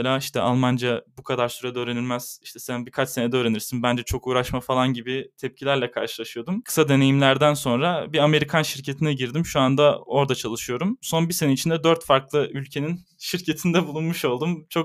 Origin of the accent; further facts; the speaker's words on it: Istanbul, Turkey; moved away as an adult; also born or lived in Netherlands; now in Munich, Germany; İstanbul'da doğdum.